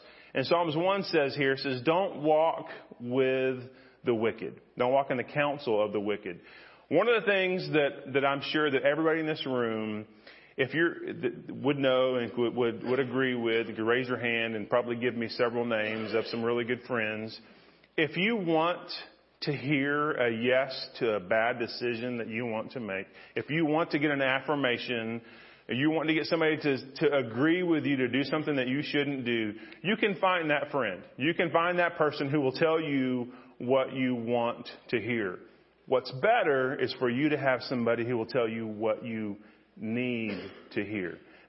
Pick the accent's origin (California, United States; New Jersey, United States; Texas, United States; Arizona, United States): Texas, United States; Freeport; also born or lived in Florida / Missouri / Arkansas / Fort Worth; I was born in Florida, and I've lived in Missouri and Arkansas and Fort Worth and Needville and all kind of places. And so I ended up graduating from a town in Freeport, Texas, down on the coast, Surfside, Lake Jackson.